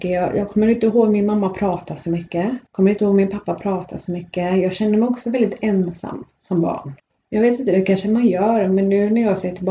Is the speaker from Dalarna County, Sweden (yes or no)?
no; Gothenburg, Västra Götaland, Sweden; jag är ju född i Biskop i Göteborg.